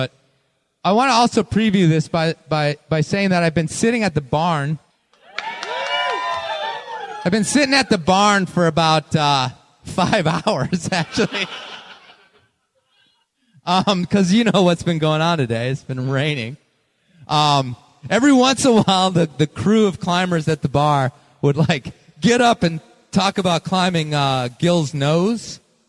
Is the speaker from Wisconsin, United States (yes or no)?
yes; Green Bay, Wisconsin, United States; born there; also born or lived in Cincinnati / Libertyville, Illinois; I was born in Green Bay, Wisconsin. Okay, so there's some cred there. I moved to Cincinnati.